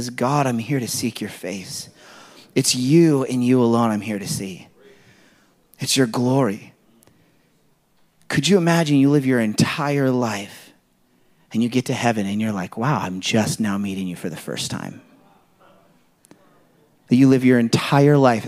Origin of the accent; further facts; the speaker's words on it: California, United States; I come from California